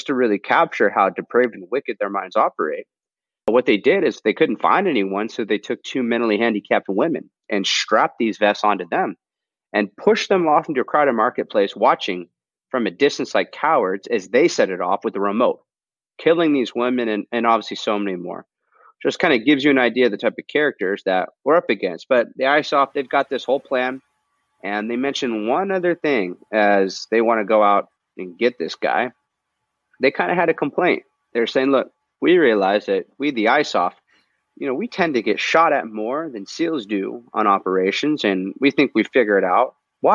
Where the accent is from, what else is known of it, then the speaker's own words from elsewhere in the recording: Southern California, United States; my hometown, Southern California